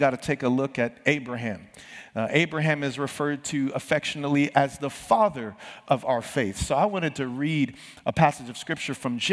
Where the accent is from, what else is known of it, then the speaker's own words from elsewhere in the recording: San Bernardino, California, United States; I grew up in San Bernardino.